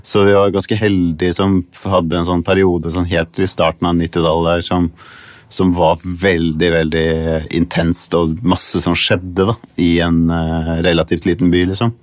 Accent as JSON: {"language": "Norwegian", "town": "Tønsberg", "region": "Vestfold", "country": "Norway", "tie": "born or raised there", "moved": "as an adult", "lives_now": "Los Angeles, United States", "said": "Jeg vokste opp i Tønsberg"}